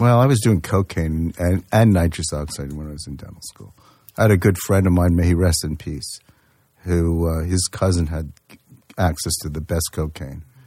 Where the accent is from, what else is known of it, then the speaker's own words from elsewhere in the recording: Yonkers, New York, United States; I grew up in in uh, mostly in Yonkers, New York